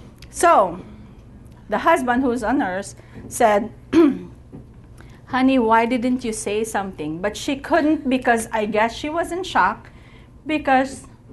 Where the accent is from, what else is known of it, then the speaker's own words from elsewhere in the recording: United States; nobody knows us because we're from America